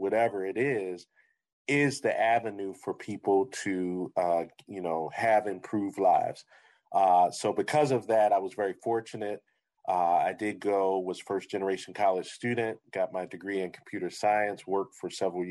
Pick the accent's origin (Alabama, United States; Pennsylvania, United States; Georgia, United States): Pennsylvania, United States; Philadelphia; moved away as an adult; now in Syracuse, United States; I grew up in Philadelphia